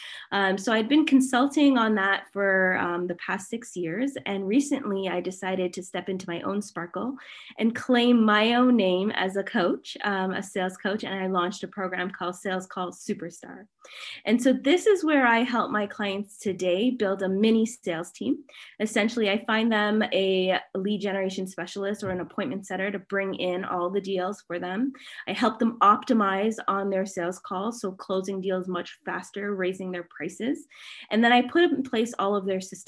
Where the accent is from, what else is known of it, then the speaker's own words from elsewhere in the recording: Canada; I'm Canadian